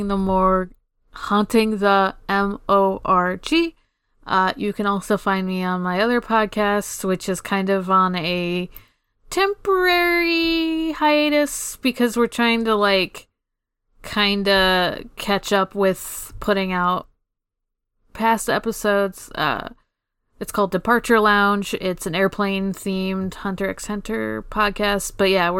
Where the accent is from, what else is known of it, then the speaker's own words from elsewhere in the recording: Canada; we're always Canadian